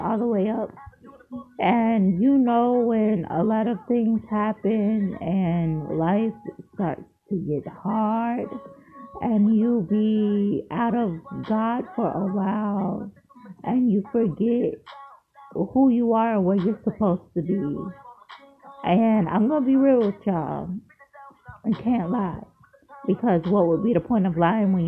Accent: Largo, Florida, United States; moved away as an adult; now in Columbia, United States; I'm from Largo, Florida. I moved to Columbia, South Carolina this year.

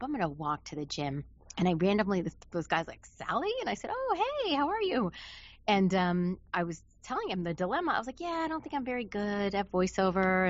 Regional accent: New York, United States; moved away as an adult; now in Los Angeles, United States; I'm from New York. Um, I was living in New York City right after I graduated high school

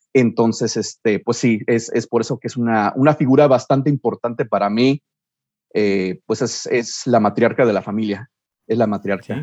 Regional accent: Chicago, Illinois, United States; moved away as an adult; now in Cincinnati, United States; nací, crecí en Chicago y ahora me encuentro viviendo en Cincinnati ya por algunos años

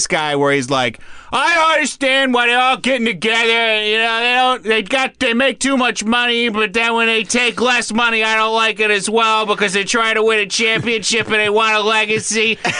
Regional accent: Boston, Massachusetts, United States; But I'm also from Boston

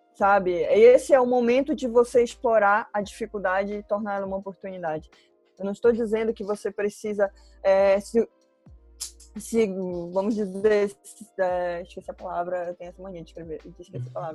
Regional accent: Belém, Pará, Brazil; now in Curitiba, Brazil; Moro em Curitiba, mas não sou daqui, eu sou paraense, por sinal, uhum. sou de Belém

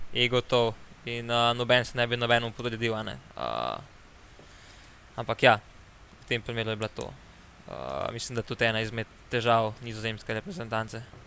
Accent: Slovenia

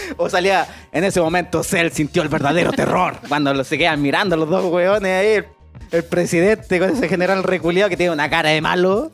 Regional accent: Talca, Maule, Chile; si soy de Talca, pues si somos guasos

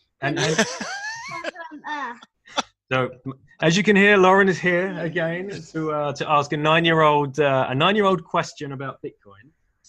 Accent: United Kingdom; as a British person

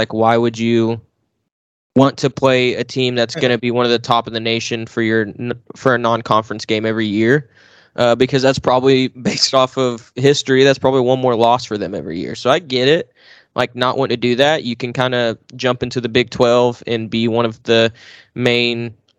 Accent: Oklahoma, United States; this one was huge growing up in Oklahoma.

